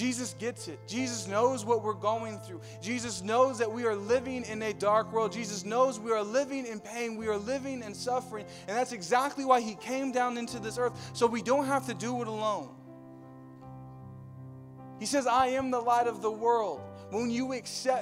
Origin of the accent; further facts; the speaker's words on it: Riverside, California, United States; moved away; I grew up in Riverside